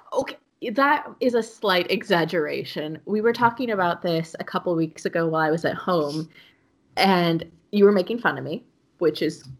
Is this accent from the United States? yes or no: yes; Seattle, Washington, United States; moved away as an adult; also born or lived in Los Angeles; now in Düsseldorf, Germany; So Melinda and I met each other growing up in the Seattle area. But since then, I have moved from Seattle to Los Angeles.